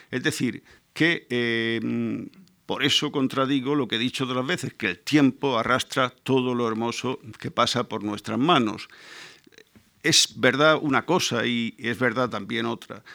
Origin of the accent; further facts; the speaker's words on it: Murcia, Region of Murcia, Spain; soy eh, de una tierra en la, que, la, que, no llueve nunca, de Murcia